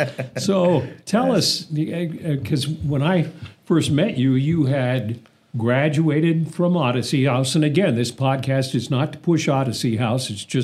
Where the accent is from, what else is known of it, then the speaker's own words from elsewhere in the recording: Ohio, United States; now in Salt Lake City, United States; I grew up in Ohio, and Boardman, Ohio is outside Youngstown